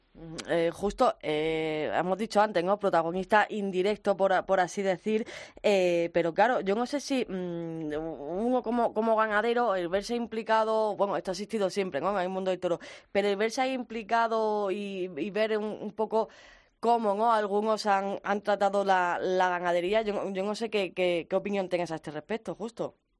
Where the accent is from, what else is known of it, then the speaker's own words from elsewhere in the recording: Granada, Andalusia, Spain; vamos a mi tierra, ¿sí? La Universidad de Granada